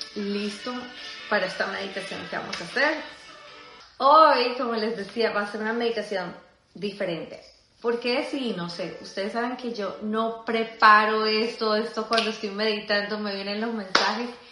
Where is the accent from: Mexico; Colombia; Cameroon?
Colombia; yo soy colombiana